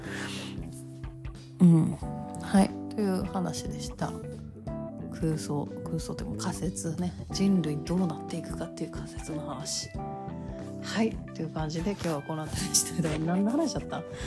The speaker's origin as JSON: {"language": "Japanese", "region": "Kansai", "country": "Japan", "accent": "Kansai-ben"}